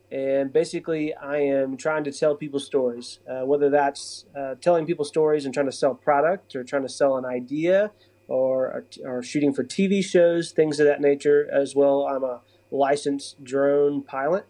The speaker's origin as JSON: {"language": "English", "town": "Yazoo City", "region": "Mississippi", "country": "United States", "tie": "born or raised there", "moved": "yes", "lives_now": "Springfield, United States", "said": "I grew up in Yazoo City, Mississippi"}